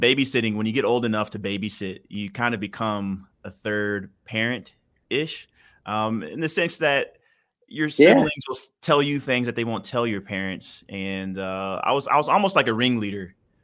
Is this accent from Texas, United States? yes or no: yes; Houston, Texas, United States; also born or lived in Denver; Born and raised in Houston, or actually between Houston and Denver. I was the oldest of six, you know, two blue-collar parents.